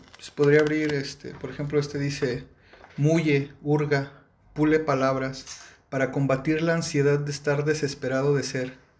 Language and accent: Spanish; León, Guanajuato, Mexico; soy de León, Guanajuato me siento muy orgulloso de, pertenecer pues al Estado, al municipio